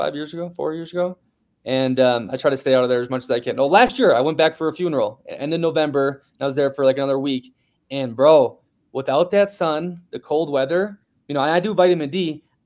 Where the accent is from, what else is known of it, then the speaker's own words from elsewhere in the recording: Minnesota, United States; moved away; I haven't spent a winter in a long time because I grew up in Minnesota